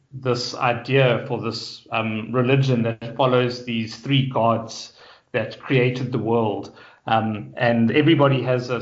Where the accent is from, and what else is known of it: Johannesburg, Gauteng, South Africa; born or raised there; moved away as an adult; now in Cape Town, South Africa